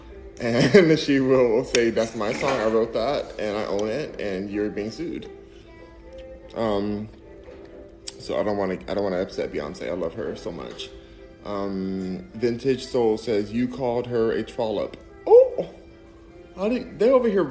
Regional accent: Los Angeles, California, United States; Los Angeles, baby. Born and raised

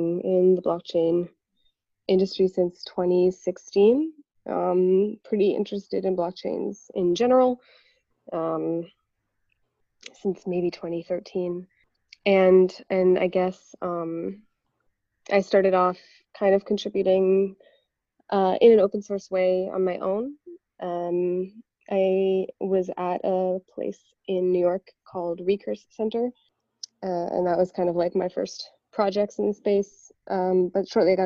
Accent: Canada; moved away as an adult; also born or lived in Toronto; now in Berlin, Germany; I'm from Canada originally. So I lived in Toronto for a long time, and now I live in Berlin, Germany.

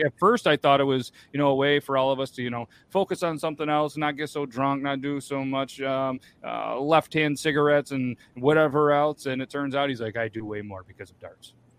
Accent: New York, United States; I'm from New York

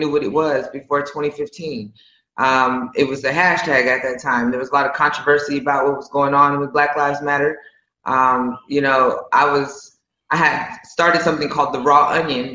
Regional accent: San Jose, California, United States; moved away as an adult; also born or lived in Atlanta, Georgia; now in Puerto Rico; I'm from San Jose, California. So I grew up pretty liberal.

